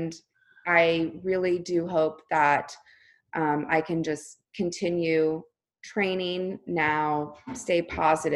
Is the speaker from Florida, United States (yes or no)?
yes; Florida, United States; now in California, United States; I grew up in Florida. I now live in California